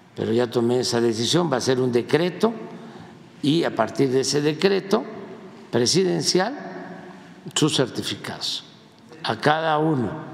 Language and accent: Spanish; Mexico; somos los mexicanos